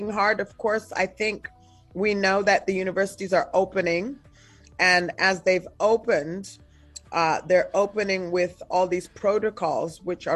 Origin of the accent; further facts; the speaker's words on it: South Africa; We're from South Africa.